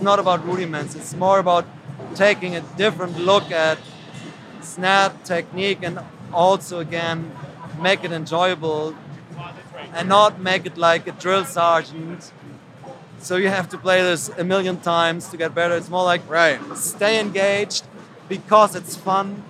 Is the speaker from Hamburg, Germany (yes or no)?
yes; Hamburg, Germany; I'm from Hamburg.